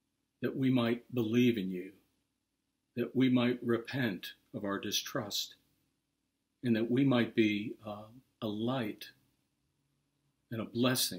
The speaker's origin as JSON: {"language": "English", "town": "Pittsburgh", "region": "Pennsylvania", "country": "United States", "moved": "yes", "said": "I'm from Pittsburgh"}